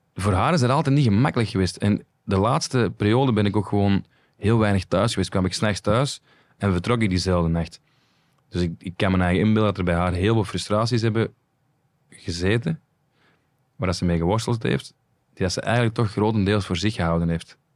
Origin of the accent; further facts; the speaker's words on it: Flanders, Belgium; wij als Vlaming